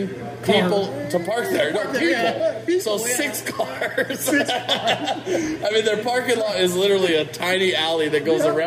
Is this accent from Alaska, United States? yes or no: no; Modesto, California, United States; I grew up in Modesto